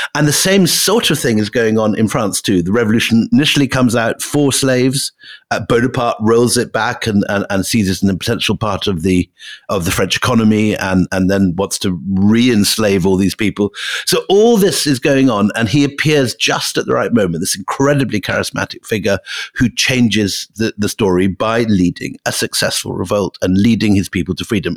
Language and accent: English; Scotland, United Kingdom; moved away; I am sitting in my the house I grew up in in Scotland